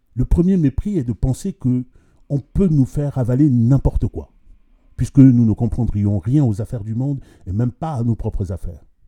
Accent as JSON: {"language": "French", "country": "Central African Republic", "said": "Je suis centrafricain"}